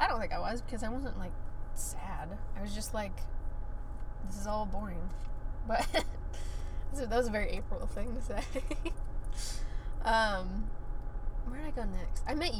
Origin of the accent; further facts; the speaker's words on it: Florida, United States; also born or lived in Columbus, Georgia / Alabama; so I grew up in Florida.